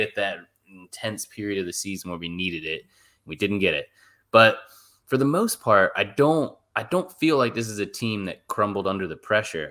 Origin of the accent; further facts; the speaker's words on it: United States; I'm an American